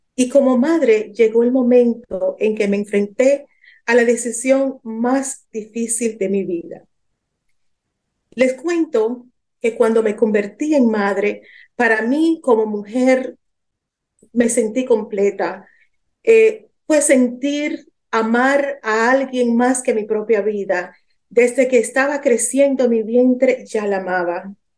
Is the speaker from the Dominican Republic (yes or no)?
yes; Dominican Republic; moved away as an adult; also born or lived in New York, United States / Lebanon; Yo soy de origen dominicana